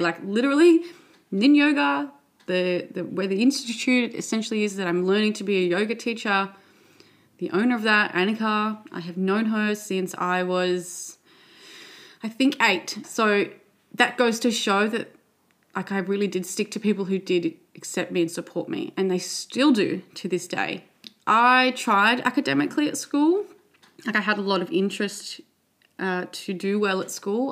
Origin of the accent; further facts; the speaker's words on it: Sydney, New South Wales, Australia; I grew up in Western Sydney with three sisters, parents. I went to primary school and high school here in Western Sydney